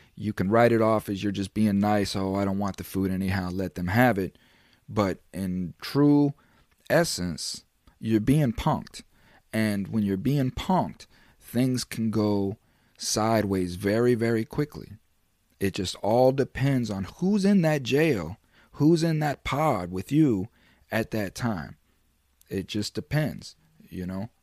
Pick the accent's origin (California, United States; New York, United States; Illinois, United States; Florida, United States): Florida, United States; I'm from Florida